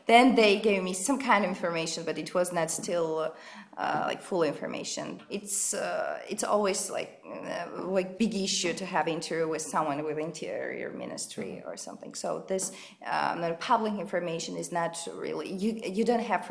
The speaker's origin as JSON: {"language": "English", "region": "Tbilisi", "country": "Georgia", "said": "I'm from Tbilisi"}